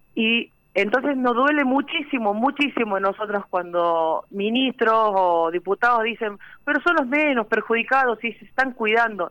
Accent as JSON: {"language": "Spanish", "town": "Villa María", "region": "Córdoba", "country": "Argentina", "said": "Yo soy de Villa María"}